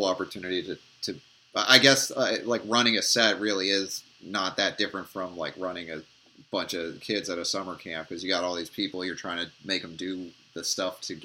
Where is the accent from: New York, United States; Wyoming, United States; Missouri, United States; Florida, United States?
New York, United States; Mamaroneck; also born or lived in Santa Monica, Los Angeles; now in Los Angeles, United States; I'm originally from Mamaroneck